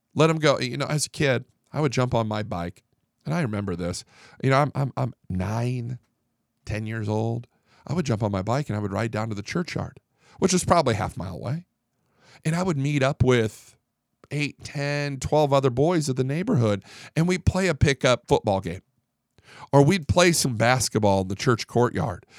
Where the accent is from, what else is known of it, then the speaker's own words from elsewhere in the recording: Fort Worth, Texas, United States; I'm from Fort Worth